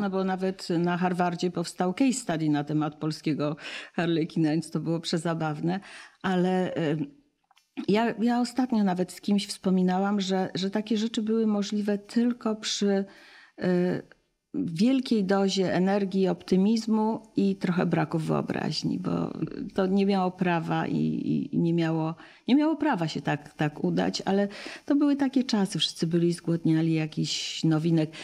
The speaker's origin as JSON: {"language": "Polish", "country": "United States", "tie": "born or raised there", "moved": "yes", "lives_now": "Poland", "said": "wychowywałam się w, w Stanach"}